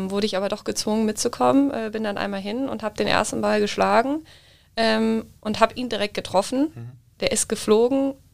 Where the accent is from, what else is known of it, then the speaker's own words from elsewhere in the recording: Düsseldorf, North Rhine-Westphalia, Germany; now in Munich, Germany; Also ich bin ja eigentlich aus Düsseldorf